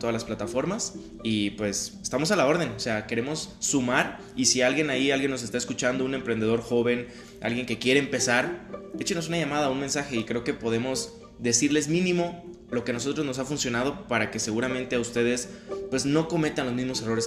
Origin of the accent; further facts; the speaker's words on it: Mexico; yo sentirme como mexicano